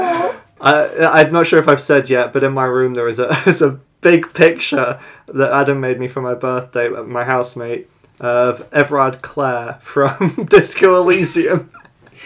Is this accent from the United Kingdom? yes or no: yes; United Kingdom; I, as a Brit